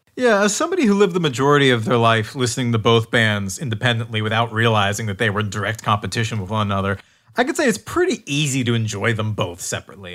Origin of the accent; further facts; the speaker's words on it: United States; as an American